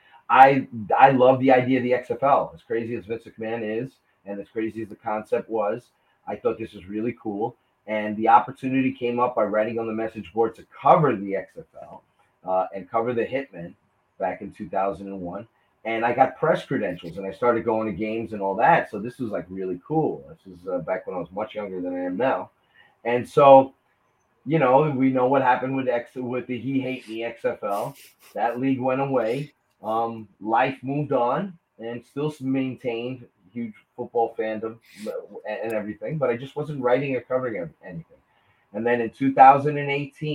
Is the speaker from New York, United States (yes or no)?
yes; New York, United States; I'm from New York